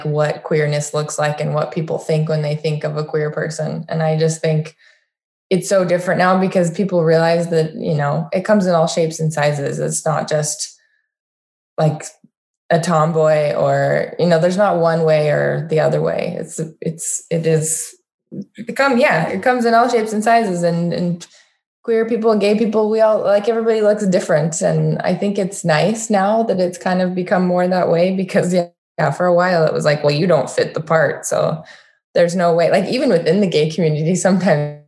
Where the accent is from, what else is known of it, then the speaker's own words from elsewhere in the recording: Utah, United States; I grew up in Utah